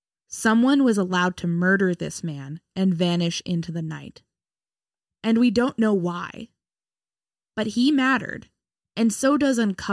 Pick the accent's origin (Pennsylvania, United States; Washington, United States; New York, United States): New York, United States; along Route 22, about an hour from Dutchess County; I grew up alongside Route 22, which is called White Plains Road in my hometown.